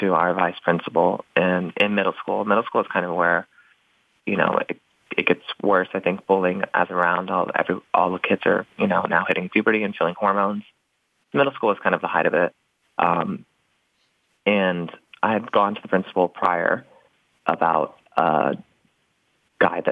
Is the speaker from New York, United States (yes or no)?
no; Knoxville, Tennessee, United States; now in Los Angeles, United States; I grew up in the Knoxville, Tennessee area, so stronghold of the Bible